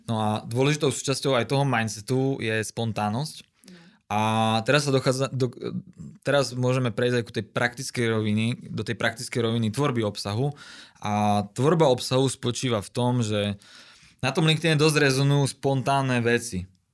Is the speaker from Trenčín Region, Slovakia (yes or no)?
no; Košice, Košice Region, Slovakia; som z Košic